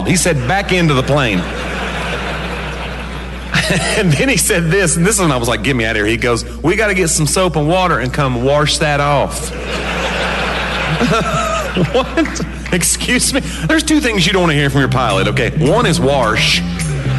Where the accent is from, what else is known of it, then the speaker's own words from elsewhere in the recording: the South, United States; accent: Southern; now in Nashville, United States; I'm from the South, too.